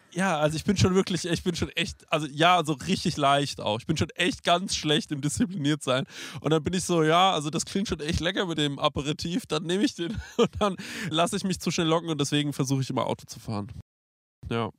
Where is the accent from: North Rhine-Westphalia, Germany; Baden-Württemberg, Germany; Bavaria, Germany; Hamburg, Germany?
Bavaria, Germany; Aschaffenburg; bei uns in Aschaffenburg